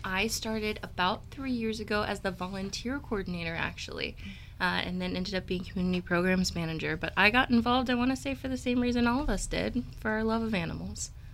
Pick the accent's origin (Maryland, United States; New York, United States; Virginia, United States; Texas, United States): Virginia, United States; Richmond; moved away as an adult; also born or lived in Washington State; now in Fredericksburg, United States; I grew up in Richmond, not in Washington